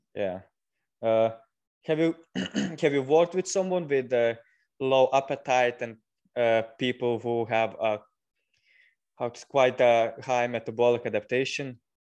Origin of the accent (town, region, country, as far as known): Lithuania; moved away as an adult; now in United Kingdom